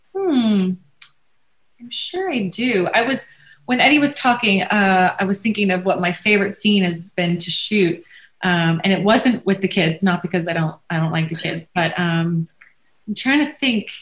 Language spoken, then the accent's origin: English; Los Angeles, California, United States; I'm from the Valley. I'm a Valley girl from born and raised